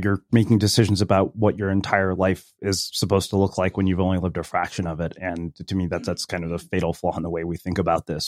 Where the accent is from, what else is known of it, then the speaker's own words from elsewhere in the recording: Texas, United States; moved away; also born or lived in California; you grow up as an Indian immigrant in a small Texas town